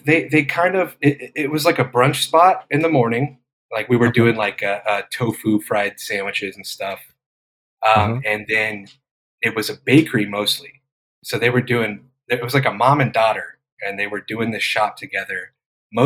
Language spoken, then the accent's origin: English; Yuma, Arizona, United States; moved away; also born or lived in Phoenix, Arizona / Chicago; I'm originally from Yuma, Arizona. But yeah, lived in Phoenix.